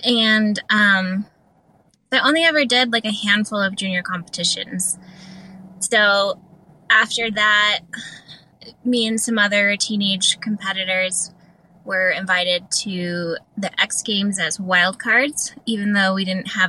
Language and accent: English; Colorado, United States; born there; We were going to Colorado because I was born in Colorado, so we were going back for like a vacation or whatever